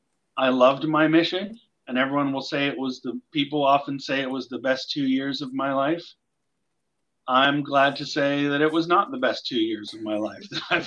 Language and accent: English; Pittsburgh, Pennsylvania, United States; moved away as an adult; also born or lived in Provo, Utah / Frankfurt, Germany / Ludwigshafen, Germany / Obertshausen, Germany; I was born in Pittsburgh. I lived in Pittsburgh until my entire life, until I went to college, where I lived at BYU, the city being Provo. For a year, I came back to Pittsburgh before I left on my mission.